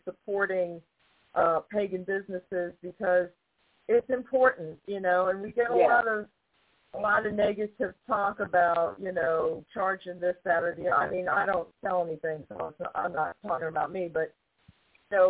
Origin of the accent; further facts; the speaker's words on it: New York, United States; I'm from New York. I'm from a big city